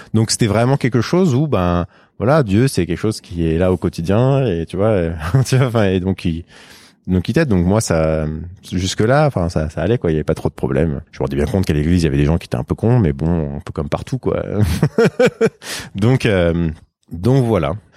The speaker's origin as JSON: {"language": "French", "town": "Sarcelles", "region": "Île-de-France", "country": "France", "tie": "born or raised there", "said": "j'ai grandi à Sarcelles, en banlieue parisienne"}